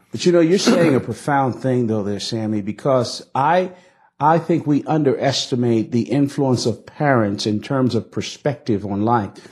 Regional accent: Newark, New Jersey, United States; We grew up in Newark, New Jersey in a multi-ethnic working class community

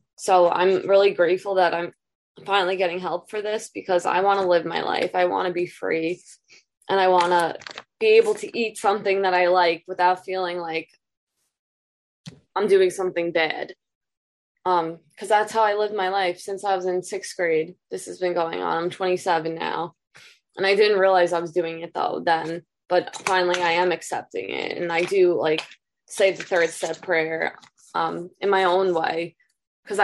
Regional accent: Long Island, New York, United States; I'm from Long Island, New York.

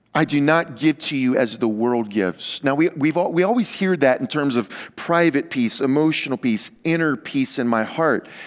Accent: Louisiana, United States; moved away; I come from Louisiana

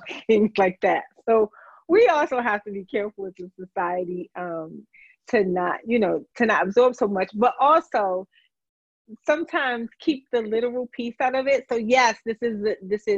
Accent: Washington, District of Columbia, United States; I'm a native Washingtonian. I grew up in Washington, D.C.

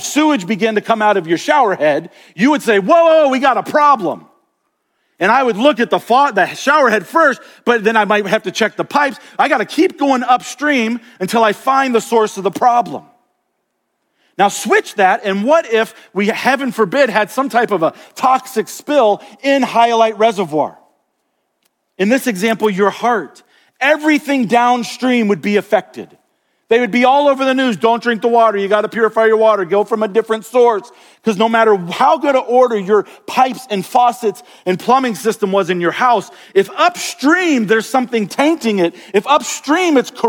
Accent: Florida, United States; now in Montana, United States; I grew up in Florida and we've got these beautiful crystal clear springs all over the state

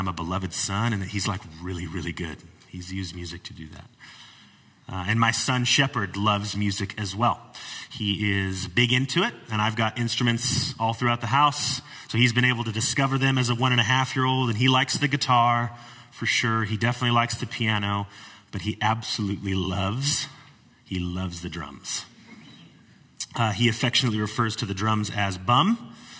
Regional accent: Wildomar, California, United States; I grew up here in the Temecula Valley. I grew up in what is now Wildomar, what was formerly Lake Elsinore, 909 area code back then

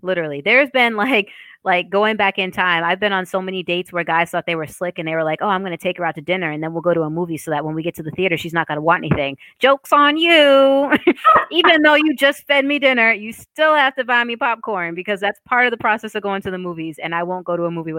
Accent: Boston, Massachusetts, United States; accent: Boston; So I lost my Boston accent in college on purpose because Sade and other people like her were making fun of me for my accent.

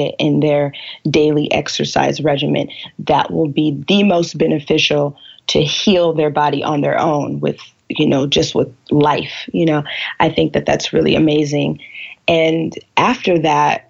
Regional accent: California, United States; now in Seattle, United States; I'm originally from California

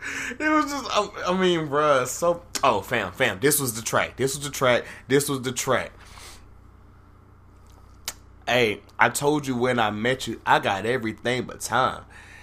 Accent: Memphis, Tennessee, United States; I'm from South Memphis kicking big boy cow shit.

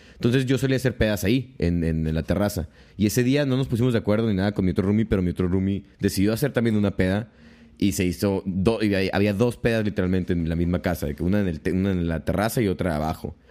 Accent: Tijuana, Baja California, Mexico; also born or lived in Guamúchil, Sinaloa / Mexico City; soy de aquí de Tijuana. Este, me fui a la Ciudad de México hace como cinco años

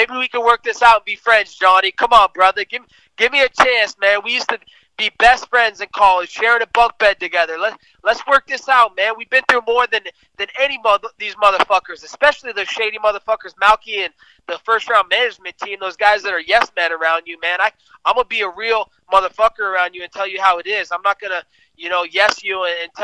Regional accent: West Coast, United States; I'm from the West Coast

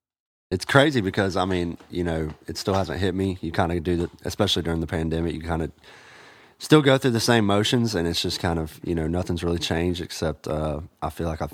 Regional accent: Augusta, Georgia, United States; now in Nashville, United States; kind of rep the hometown.

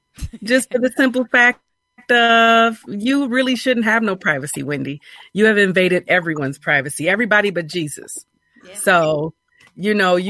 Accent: Grand Rapids, Michigan, United States; Well, I'm from Michigan. I'm from Grand Rapids, Michigan

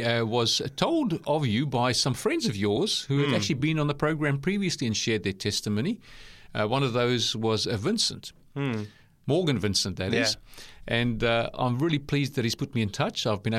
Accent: South Africa; born there; accent: South African, New Zealand; also born or lived in New Zealand; I'm South African born myself, but lived in New Zealand a number of times, but all up 23 years. So I've got a South African, New Zealand accent.

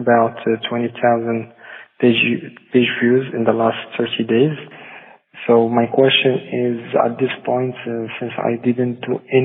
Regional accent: Morocco; English is a second language; I'm from Morocco.

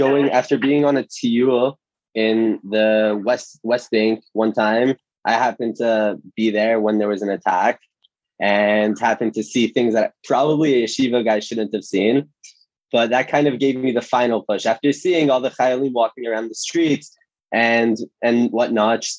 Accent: Toronto, Ontario, Canada; moved away as an adult; now in Israel; I'm originally from Toronto, Canada. I came to Israel 3 years ago to go to yeshiva

